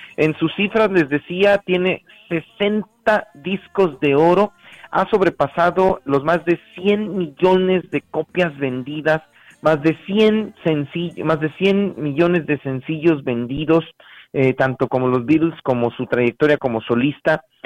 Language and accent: Spanish; Ciudad Valles, San Luis Potosí, Mexico; moved away; Ciudad Valles, mi tierra adorada